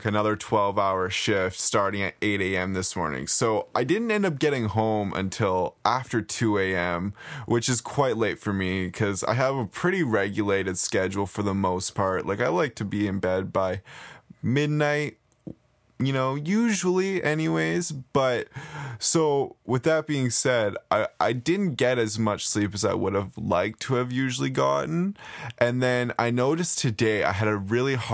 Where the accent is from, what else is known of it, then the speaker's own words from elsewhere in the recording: Nanaimo, British Columbia, Canada; moved away as an adult; now in Vancouver, Canada; a good friend who I grew up in Nanaimo with.